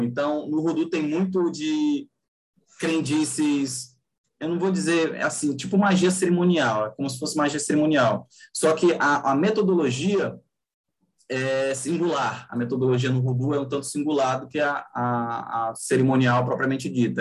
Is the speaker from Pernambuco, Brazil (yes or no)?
no; Rio de Janeiro, Brazil; now in Fortaleza, Brazil; eu nasci e, eu, e moro no Ceará, Fortaleza, Ceará. Mas eu cresci, assim, minha infância e adolescência foi no Rio de Janeiro.